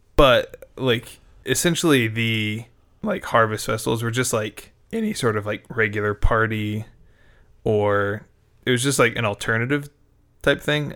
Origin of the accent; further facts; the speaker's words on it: United States; as an American